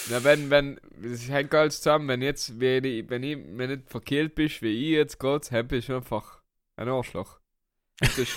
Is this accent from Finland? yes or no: no; Vienna, Austria; bei uns in Wien